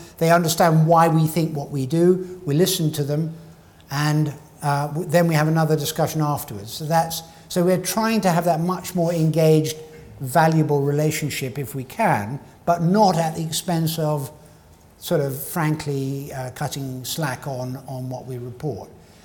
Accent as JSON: {"language": "English", "region": "Scotland", "country": "United Kingdom"}